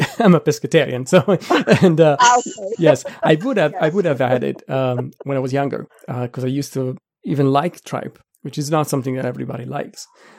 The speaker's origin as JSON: {"language": "English", "town": "Milan", "region": "Lombardy", "country": "Italy", "said": "I'm from Milan"}